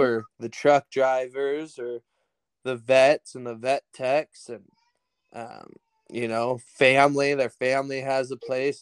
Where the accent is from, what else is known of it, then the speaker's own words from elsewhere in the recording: Salem, Oregon, United States; now in Broadus, United States; I grew up in the capital of Oregon, Salem.